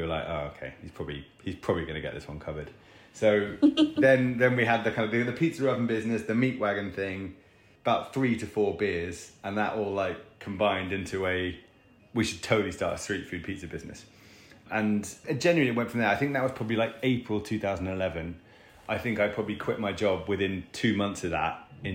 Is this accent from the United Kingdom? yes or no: yes; England, United Kingdom; we're two Muppets from England